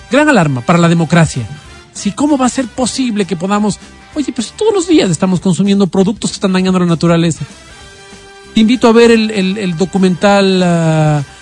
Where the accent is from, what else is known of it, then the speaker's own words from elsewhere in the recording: Ecuador; yo me pongo la camiseta y yo estoy en el Ecuador, soy del Ecuador